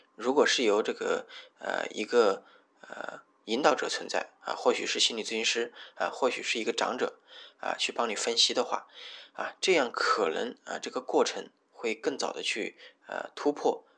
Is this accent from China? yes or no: yes; Hubei, China; moved away as an adult; also born or lived in Wuhan; now in Shenzhen, China; 我老家在湖北。我从，呃，跑到了武汉去读书，啊，那当然那个是必须的啊，啊，我又跑到了这个深圳这边来